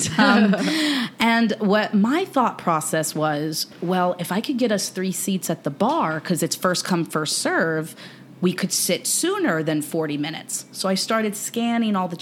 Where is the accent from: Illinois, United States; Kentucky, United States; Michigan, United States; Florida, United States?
Florida, United States; Miami Shores; I'm from Miami Shores, and I'm, like, 305 till